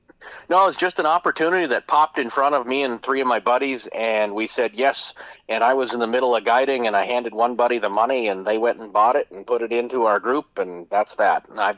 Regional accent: Grand Forks, North Dakota, United States; I am from Grand Forks, North Dakota, up on the Red River of the North.

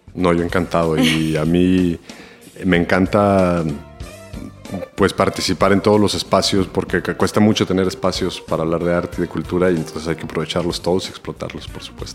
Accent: El Salvador; moved away as an adult; also born or lived in Mexico; yo, vine a vivir en El Salvador cuando tenía 11 años y me fui a México a estudiar en la universidad cuando tenía 20

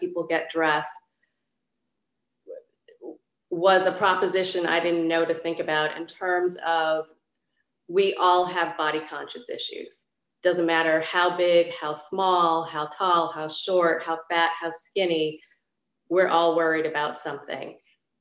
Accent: Detroit, Michigan, United States; moved away; my hometown, which is Detroit

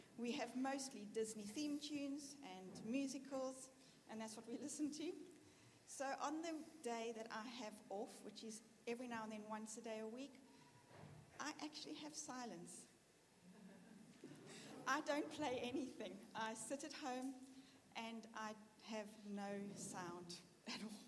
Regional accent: South Africa; moved away as an adult; now in Birmingham, United Kingdom; Being South African and being new to here

